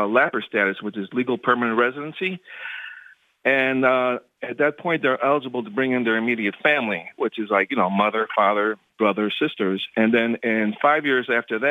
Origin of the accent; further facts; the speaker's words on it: Chicago, Illinois, United States; also born or lived in Florida; now in Chicago, United States; I used to live in Florida, but I'm originally from Chicago